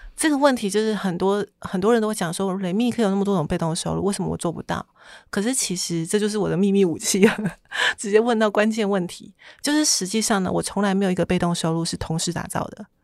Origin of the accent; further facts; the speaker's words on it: Taitung, Taitung County, Taiwan; 我是台东人啊，我本来就梦想在台东有一间房子